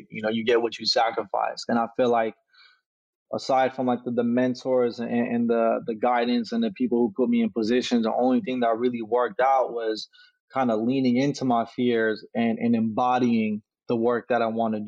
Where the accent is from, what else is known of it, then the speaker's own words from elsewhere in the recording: Sacramento, California, United States; grew up in South Sacramento, California, you know, right off Florin in 29th